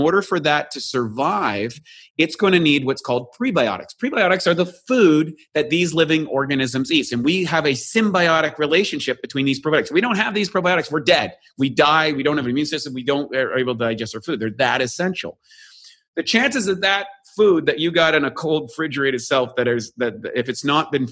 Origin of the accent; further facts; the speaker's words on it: New Brunswick, Canada; now in Venice Beach, United States; I'm from Canada